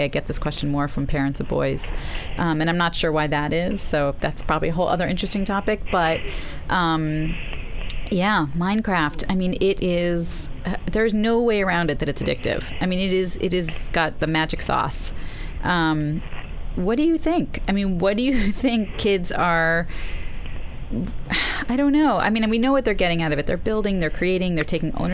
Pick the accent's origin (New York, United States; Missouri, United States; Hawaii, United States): New York, United States; New York City; I grew up near Prospect Park, so it was like, we were in there, we built forts